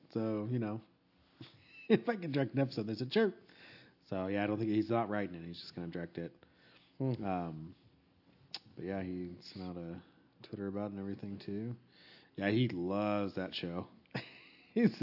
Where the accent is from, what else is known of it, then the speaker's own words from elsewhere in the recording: Pasadena, California, United States; When I was growing up in California, we used to, the house was over in Pasadena